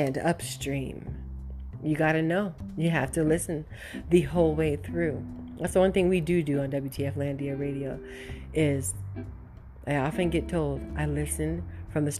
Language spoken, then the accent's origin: English; United States; As an American